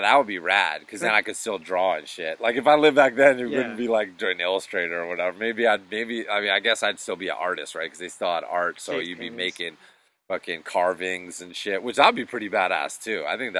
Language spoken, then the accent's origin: English; New England, United States; And then also just growing up in New England, always learning about the history.